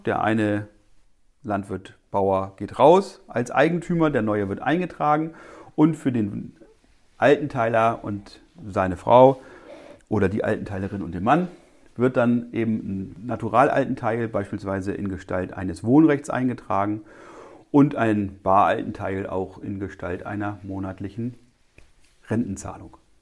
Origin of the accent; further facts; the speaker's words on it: northwest Germany, Germany; bei uns in Nordwestdeutschland, wo wir die Höfeordnung haben